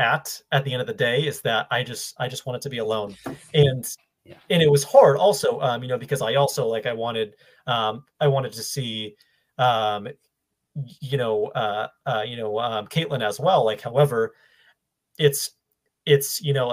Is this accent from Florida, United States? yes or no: no; Ludlow, Massachusetts, United States; also born or lived in Maine; now in Boston, United States; I grew up in Western Mass in Ludlow. So right next to Springfield